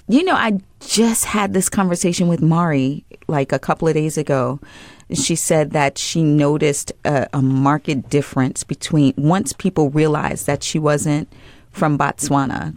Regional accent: Long Island, New York, United States; I'm from Long Island, New York, and it was a thing to get on the train and go into the big bad city. Like, that's the way that I was raised, right?

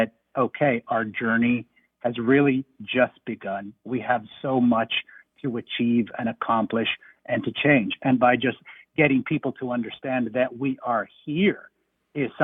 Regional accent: Arizona, United States; now in Georgia, United States; I myself was born and raised in the Southwest

